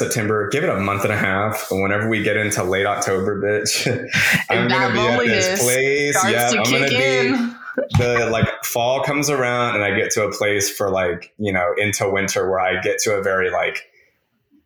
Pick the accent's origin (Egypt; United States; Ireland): United States; the Bible Belt; growing up in the Bible Belt